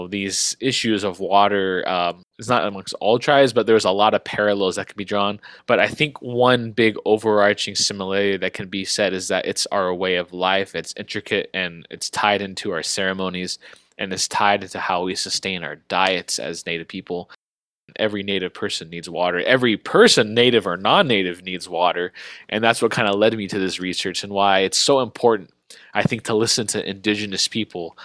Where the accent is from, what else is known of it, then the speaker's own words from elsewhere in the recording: Palm Springs, California, United States; Grew up in Palm Springs, California, on the Agua Caliente Band of Cahuilla Indians Reservation